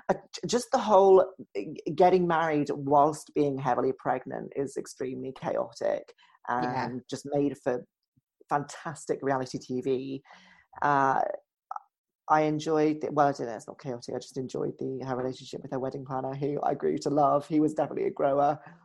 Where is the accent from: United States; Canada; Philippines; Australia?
United States; New York; I just talk and I say how it is. You know, I'm a New Yorker. I yell at you, you know?